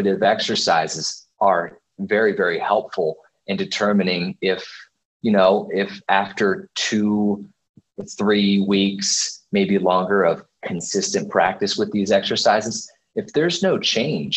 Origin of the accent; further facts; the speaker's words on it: Dover, Delaware, United States; I grew up in Dover, Delaware